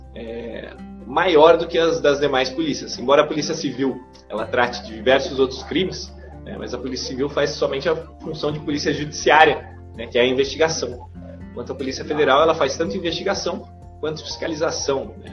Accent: São José dos Campos, São Paulo, Brazil; moved away as an adult; also born or lived in Rio de Janeiro; now in Santarém, Brazil; Hoje eu moro aqui em Santarém, no Pará. Ah, mas eu sou natural de São Paulo, né? De São José dos Campos.

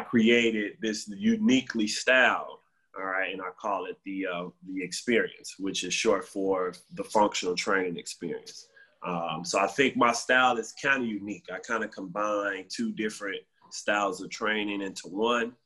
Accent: Chicago, Illinois, United States; I'm from Chicago. I'm from the South Side, Inglewood

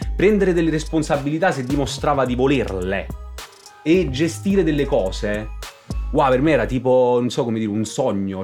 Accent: Benevento, Campania, Italy; per un beneventano fingere di essere un napoletano è difficile proprio, non lo sono

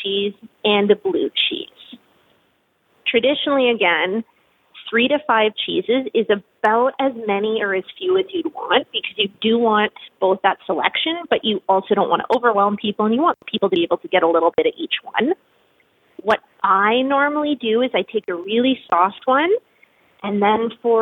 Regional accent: Ottawa, Ontario, Canada; moved away as an adult; also born or lived in Quebec; now in Regina, Canada; I grew up in and around Ottawa, Canada's capital

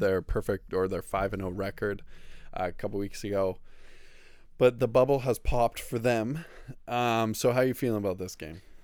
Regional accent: Canada; We are Canadian

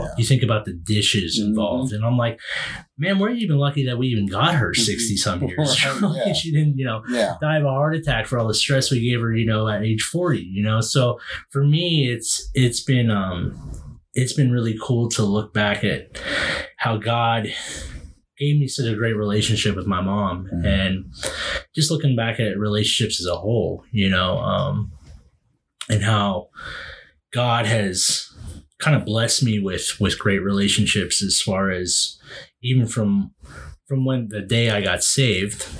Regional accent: Western Pennsylvania, United States; my dad retired from the Air Force, and then we settled in Western PA. So, I'm obviously, you know me, I'm proud to be from Western PA

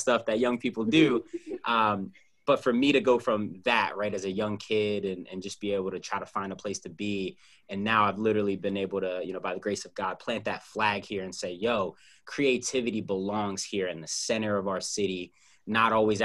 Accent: Philadelphia, Pennsylvania, United States; I'm Philadelphian

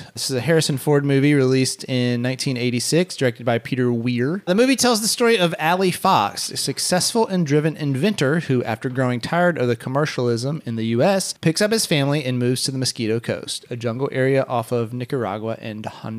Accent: Haiti; reminded me so much of my own childhood growing up in Haiti.

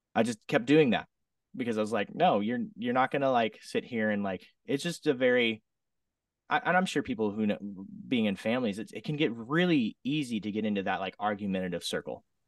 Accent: Southern Oregon, United States; now in Redding, United States; I grew up in Southern Oregon, small little town. Lived there for most of my life.

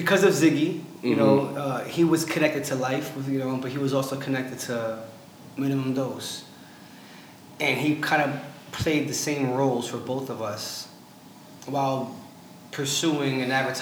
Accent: Brooklyn, New York, United States; also born or lived in Staten Island, New York / Oregon; I'm from Brooklyn, I lived 10 years in Staten Island

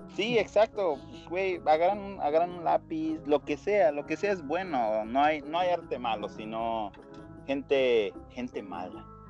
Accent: Aguascalientes, Mexico; somos del estado de Aguascalientes y somos bien pinches orgullosos de ser de ahí

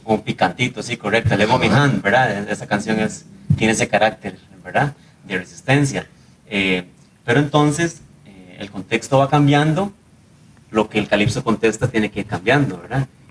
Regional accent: Siquirres, Limón, Costa Rica; moved away as an adult; now in San José, Costa Rica; soy de Limón, ¿verdad? También, de nacimiento, cédula 7, de Siquirres, a mucho orgullo

